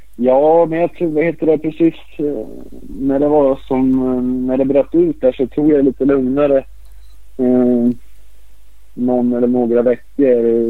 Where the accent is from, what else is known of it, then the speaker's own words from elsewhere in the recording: Örebro, Örebro County, Sweden; jag är också uppväxt här i Örebro